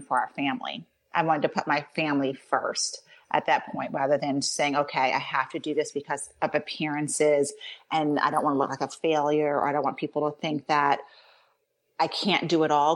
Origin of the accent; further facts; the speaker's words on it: New York, United States; now in Pittsburgh, United States; I was born in New York, I was a New Yorker, and now I live in Pittsburgh